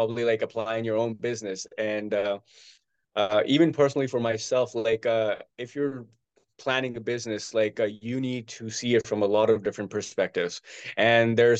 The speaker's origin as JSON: {"language": "English", "town": "Mumbai", "region": "Maharashtra", "country": "India", "tie": "born or raised there", "said": "in my city, I'm from Mumbai. In my city, they started up a new course."}